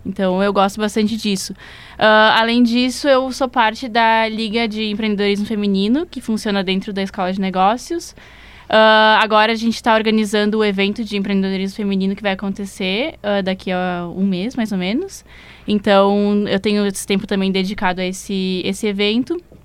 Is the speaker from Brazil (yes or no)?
yes; Bento Gonçalves, Rio Grande do Sul, Brazil; moved away as an adult; now in Porto Alegre, Brazil; como eu sou do interior, eu sou de, de Bento. Aí eu vim pra cá pra fazer psico